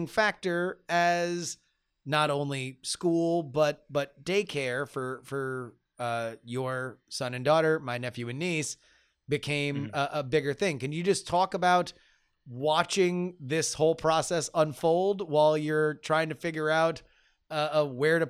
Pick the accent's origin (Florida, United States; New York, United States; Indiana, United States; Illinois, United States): Florida, United States; Florida, my home state